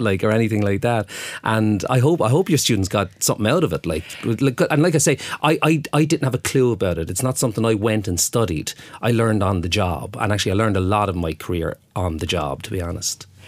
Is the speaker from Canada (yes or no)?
no; Waterford, Munster, Ireland; moved away; I'm from Waterford